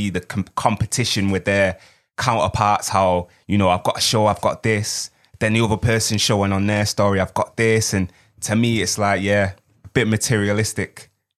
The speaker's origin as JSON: {"language": "English", "country": "Nigeria", "said": "I'm from Nigeria."}